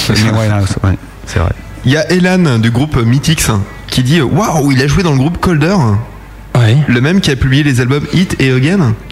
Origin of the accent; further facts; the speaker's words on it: Frechen, North Rhine-Westphalia, Germany; born there; Alors d'où je suis, je suis originaire ouais. bah, euh, euh, À 15 km de Cologne